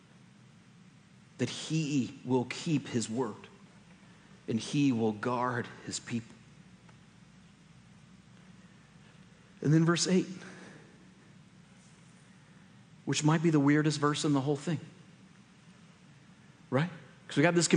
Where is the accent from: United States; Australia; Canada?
United States; we in the United States